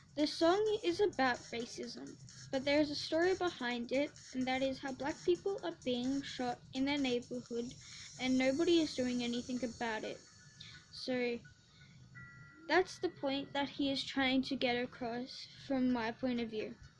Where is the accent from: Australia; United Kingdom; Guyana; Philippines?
Australia; I'm not American, so like, um, we don't have presidents here in Australia